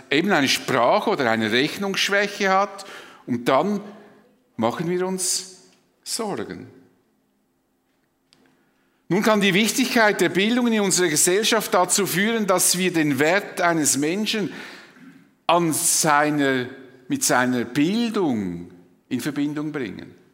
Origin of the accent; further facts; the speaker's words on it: Switzerland; Das ist vielleicht für uns als Schweizer wie eine Selbstverständlichkeit.